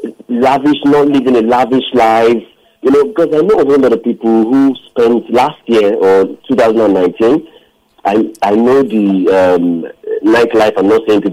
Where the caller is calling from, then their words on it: Lekki, Lagos, Nigeria; I'm calling from Lekki.